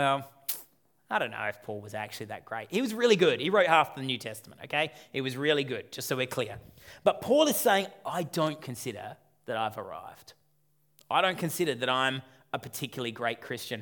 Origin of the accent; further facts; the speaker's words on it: Australia; for those of us who are born and raised in Australia